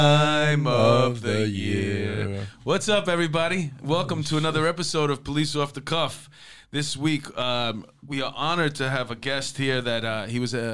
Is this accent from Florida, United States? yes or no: no; New York City, New York, United States; I grew up in Astoria.